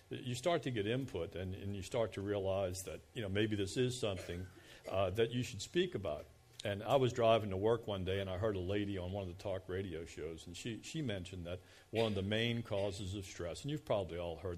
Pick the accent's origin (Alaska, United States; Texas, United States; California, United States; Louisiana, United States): Louisiana, United States; Kenner; I was born and raised on the South Shore in Kenner